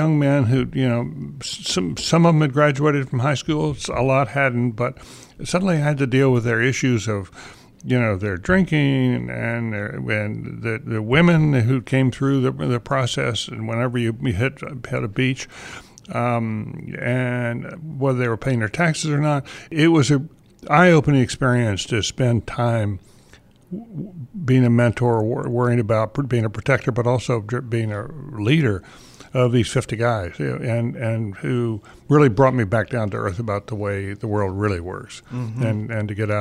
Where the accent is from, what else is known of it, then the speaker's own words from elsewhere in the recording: the South, United States; I'm from the South